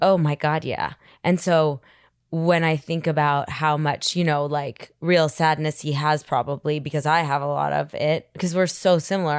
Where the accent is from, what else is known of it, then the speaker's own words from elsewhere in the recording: New York City, New York, United States; I grew up in Manhattan, so there was just a lot of drugs and a lot of alcohol